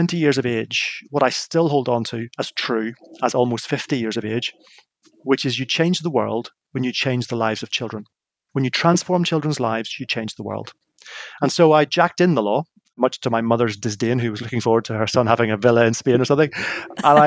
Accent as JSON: {"language": "English", "region": "Northern Ireland", "country": "United Kingdom", "tie": "born or raised there", "said": "I grew up in Northern Ireland in the middle of what was known as the Troubles"}